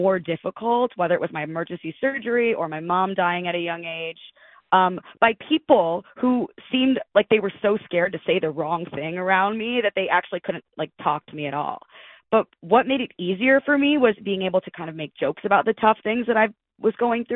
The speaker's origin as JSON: {"language": "English", "town": "Detroit", "region": "Michigan", "country": "United States", "tie": "born or raised there", "also_born_or_lived": "Hillsdale, Michigan", "moved": "yes", "said": "I'm from the Detroit area"}